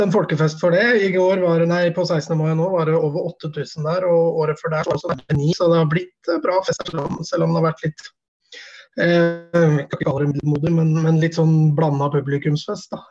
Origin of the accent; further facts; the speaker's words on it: Strømmen, Akershus, Norway; født og oppvokst på Strømmen